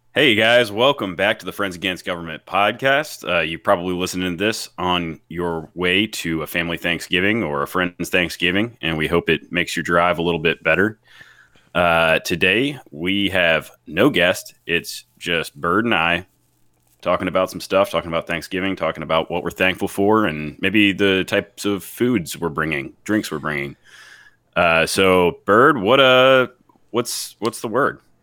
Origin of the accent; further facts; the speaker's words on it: the South, United States; I grew up in the South, my family's Pennsylvania Dutch